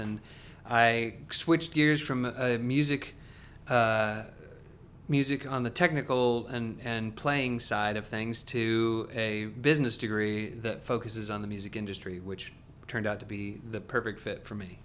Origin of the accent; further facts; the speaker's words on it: Salem, Oregon, United States; now in Franklin, United States; I am originally from Salem, Oregon, so, uh, a long way from here.